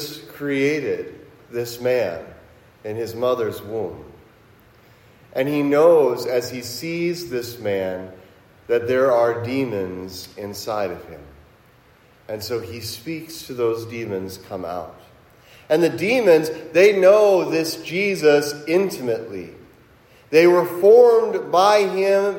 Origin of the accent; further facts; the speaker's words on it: Cincinnati, Ohio, United States; now in Milwaukee, United States; When I was a kid growing up in Cincinnati